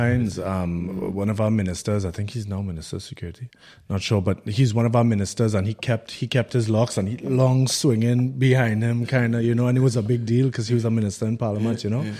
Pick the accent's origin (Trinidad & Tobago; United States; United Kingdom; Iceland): Trinidad & Tobago; we're both from Trinidad and Tobago.